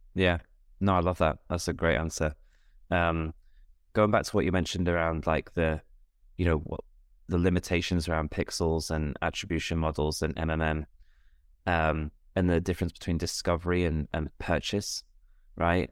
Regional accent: United Kingdom; me as a Brit

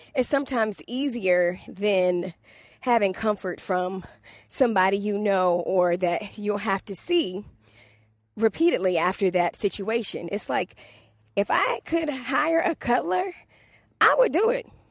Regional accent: Washington, District of Columbia, United States; accent: DC; my D C accent

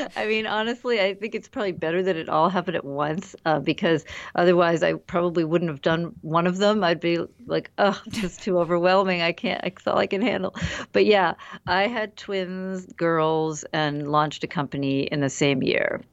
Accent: United States; I'm half Indian, half American, and I've grown up in the U S

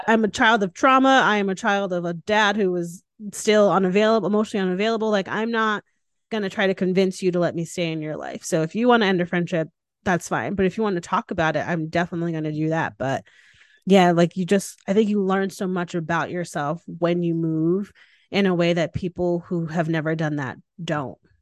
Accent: Connecticut, United States; moved away as an adult; now in Austin, United States; I moved home to Connecticut. And still calling it home. Like it's where yeah. I'm from, it's where I was yeah. raised

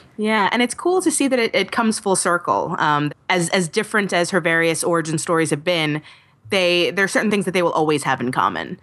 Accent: New York City, New York, United States; New York is my hometown

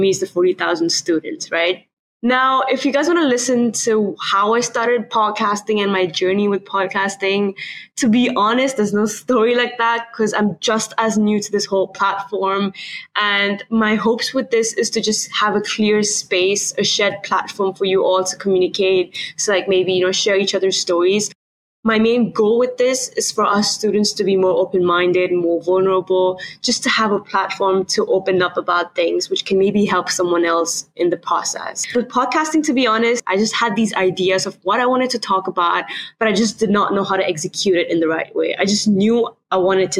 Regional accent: Nigeria; moved away as an adult; now in California, United States; I am from Nigeria, which is why kind of transitioning from Nigeria to California was a big part of my life

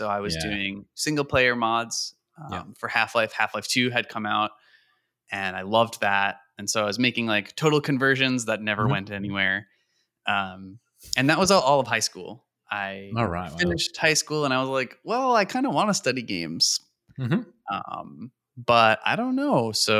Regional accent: New York, United States; I grew up in New York, actually.

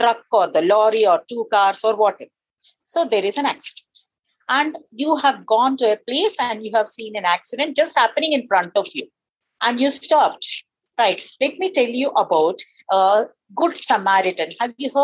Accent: Nagarjuna Sagar, Telangana, India; I grew up in Nagarjan Sagar. Have you heard about it? It's a big irrigation project. There is a big dam

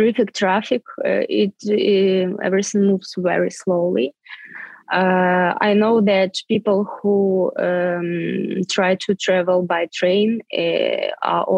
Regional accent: Svitlovodsk, Kirovohrad Oblast, Ukraine; English is a second language; moved away as an adult; also born or lived in Arkhangelsk, Russia / Kyiv, Ukraine; I was born in Arkhangelsk. It's a north of Russia. But in 1991, when the Soviet Union was stopped to exist, our family moved to Ukraine, to the central Ukraine, to the small town of Svetlovodsk.

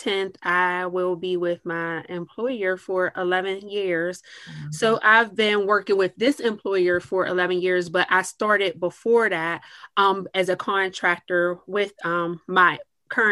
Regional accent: Clarendon, Pennsylvania, United States; now in Pittsburgh, United States; I am from a small metropolis outside of Pittsburgh. It's called Clarendon, Pennsylvania

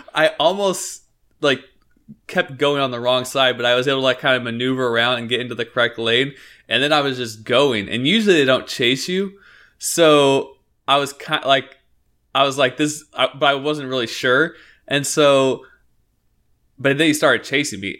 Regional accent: Northeast Oregon, United States; we grew up in Northeast Oregon

